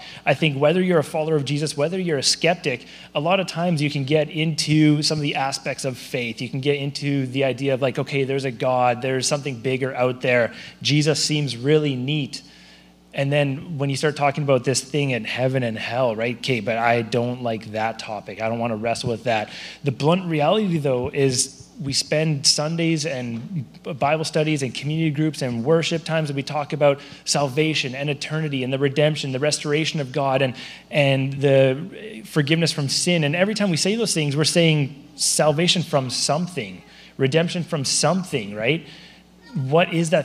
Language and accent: English; Surrey, British Columbia, Canada; also born or lived in Abbotsford; I grew up in Surrey.